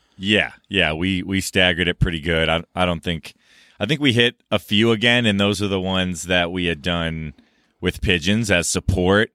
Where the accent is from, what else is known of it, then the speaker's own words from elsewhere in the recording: Minneapolis, Minnesota, United States; moved away; I grew up in Minnesota